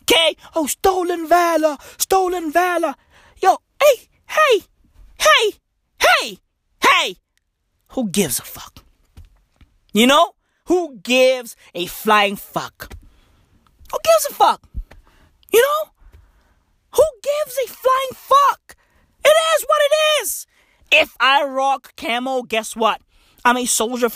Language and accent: English; South Africa; I'm South African.